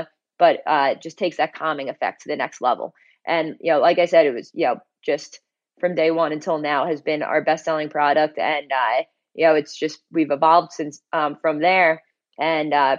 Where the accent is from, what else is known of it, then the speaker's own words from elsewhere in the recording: Long Island, New York, United States; I'm originally from Long Island, like, you know, pretty close to New York City